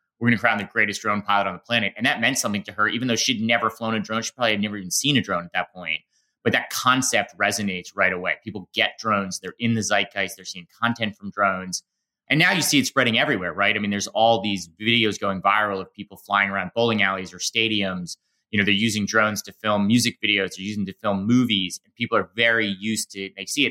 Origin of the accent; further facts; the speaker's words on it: Boston, Massachusetts, United States; I grew up in Boston